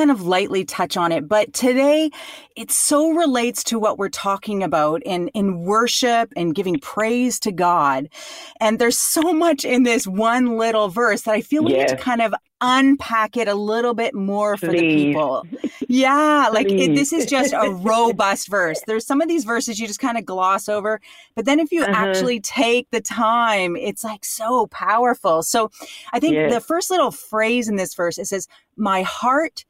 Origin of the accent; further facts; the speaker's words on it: Canada; I'm from Canada